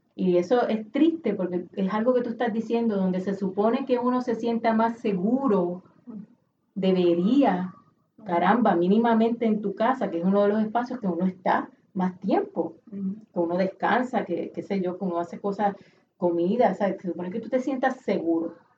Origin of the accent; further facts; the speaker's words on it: Puerto Rico; todos nosotros como puertorriqueños